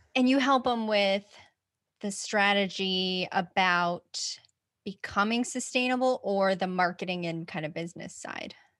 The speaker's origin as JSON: {"language": "English", "region": "Utah", "country": "United States", "tie": "born or raised there", "also_born_or_lived": "Olympia, Washington / Oregon", "moved": "yes"}